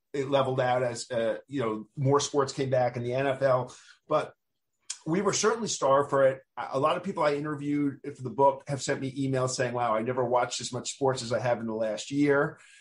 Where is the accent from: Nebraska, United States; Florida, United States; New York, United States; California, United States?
New York, United States; New York City; I grew up in Queens